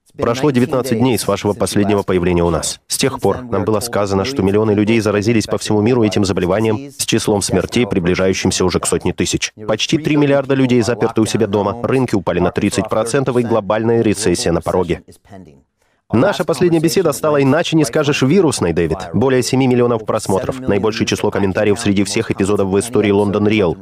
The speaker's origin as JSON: {"language": "Russian", "country": "United States", "tie": "born or raised there", "moved": "yes", "lives_now": "United Kingdom", "said": "в Америке, откуда я родом"}